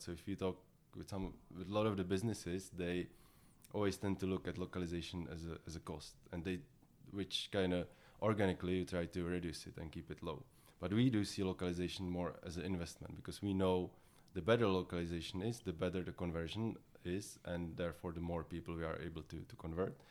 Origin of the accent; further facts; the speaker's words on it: Czechia; I'm from the Czech Republic